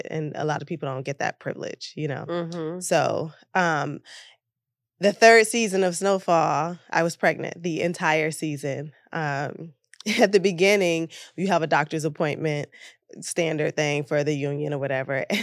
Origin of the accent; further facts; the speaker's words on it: Detroit, Michigan, United States; moved away as an adult; also born or lived in New York; now in Los Angeles, United States; I'm born and bred in Detroit um, and I spent 13 years in New York as an actor a struggling actor